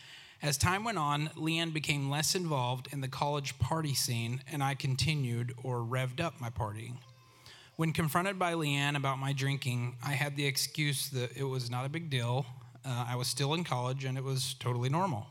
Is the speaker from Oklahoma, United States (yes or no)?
yes; Oklahoma, United States; I grew up in Oklahoma